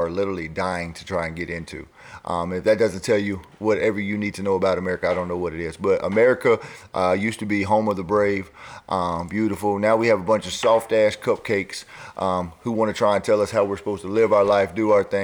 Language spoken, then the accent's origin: English; Lancaster, South Carolina, United States; I grew up in Lancaster, South Carolina, which is predominantly a black area